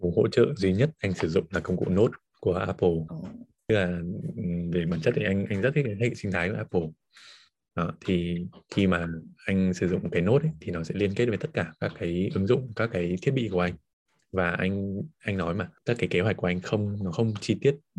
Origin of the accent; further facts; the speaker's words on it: Hà Giang, Vietnam; moved away; quê mình ở Hà Giang